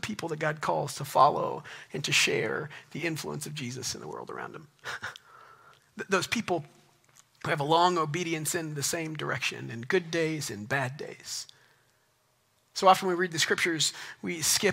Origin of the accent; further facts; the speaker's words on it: Texas, United States; accent: small Texas accent; moved away; also born or lived in Guatemala; I grew up in Texas in high school